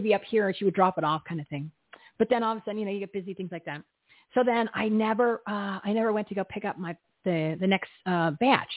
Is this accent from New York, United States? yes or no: no; New Jersey, United States; I'm from New Jersey.